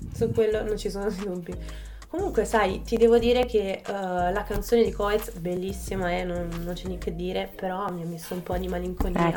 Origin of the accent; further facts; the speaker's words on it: province of Naples, Campania, Italy; moved away as an adult; se non si fosse già capito dal mio accento, vengo dalla Campania. In particolare un piccolo paese in provincia di Napoli